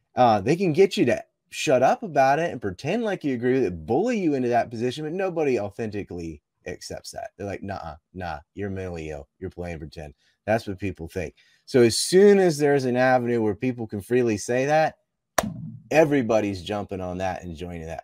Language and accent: English; Cape Hatteras, North Carolina, United States; I'm from Cape Hattersalem, and there was a yellow ribbon around our lighthouse